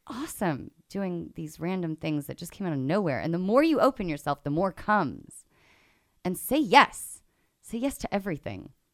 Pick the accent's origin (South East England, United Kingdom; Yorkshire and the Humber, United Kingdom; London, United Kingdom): London, United Kingdom; moved away; I'm from London originally